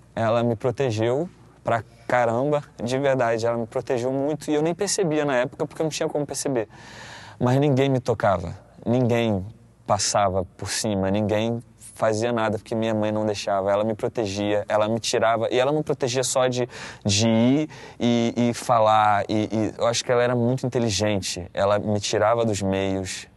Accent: Paracambi, Rio de Janeiro, Brazil; Eu sou de Paracambi, Paracambi, uma cidade, a última cidade da Baixada Fluminense do Rio.

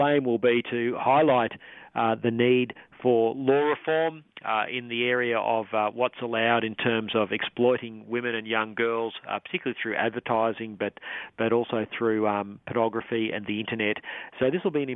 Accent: Queensland, Australia; As a Queenslander myself

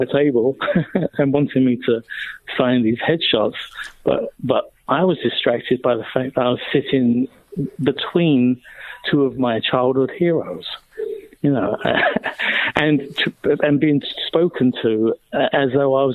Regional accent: United Kingdom; being a Brit

